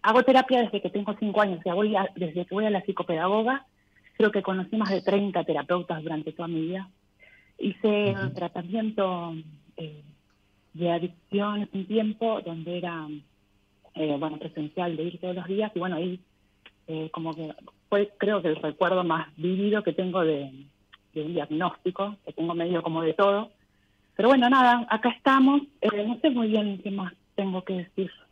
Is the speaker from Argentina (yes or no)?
yes; Buenos Aires, Argentina; De acá, de Capital Federal.